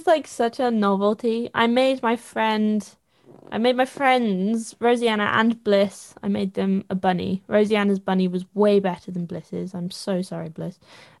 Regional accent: East of England, United Kingdom; I definitely loved people being like, what are you doing? I'm from Essex. What are you doing? Are you knitting?

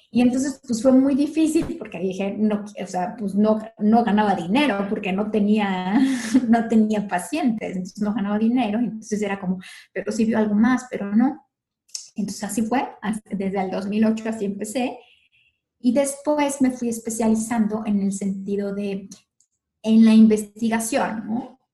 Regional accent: León, Guanajuato, Mexico; moved away as an adult; now in Mexico City, Mexico; yo soy originaria de León, Guanajuato y allí estudié en la universidad

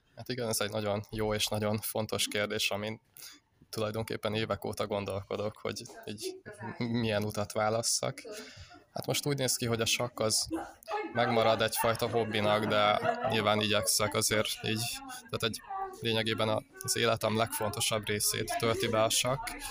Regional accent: Uszód, Bács-Kiskun, Hungary; én Kalocsa környékéről származok

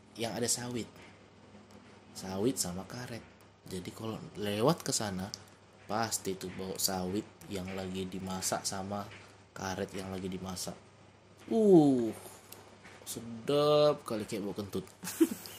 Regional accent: Tebing Tinggi, North Sumatra, Indonesia; also born or lived in Bekasi / Medan; asal muasalku itu dari tebing tinggi

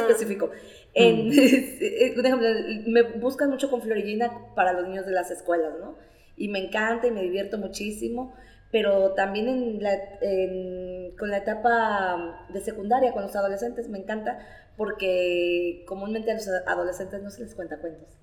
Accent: La Peñita de Jaltemba, Nayarit, Mexico; also born or lived in Tepic; soy egresada del CONALEP 257 en La Peñita de Jaltemba

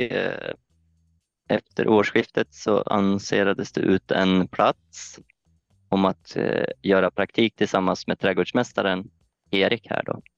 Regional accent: Östersund, Jämtland, Sweden; moved away as an adult; now in Öland, Sweden; jag kommer från Östersund från början och jag har väl egentligen bott där i hela mitt liv

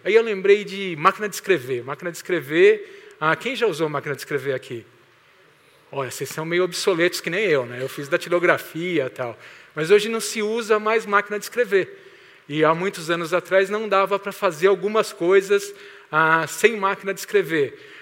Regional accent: Santo André, São Paulo, Brazil; moved away as an adult; also born or lived in Mauá / São Bernardo do Campo; now in Maringá, Brazil; eu nasci aqui em Santo André, eu sou santo andréense, acho que é assim que fala. Ah, morei 46 anos por aqui, nessa região

